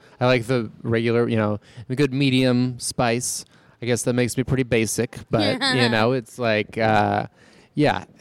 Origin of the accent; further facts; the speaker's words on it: Long Beach, California, United States; also born or lived in Hawaii; I'm from Long Beach, California, and I grew up in Southern California.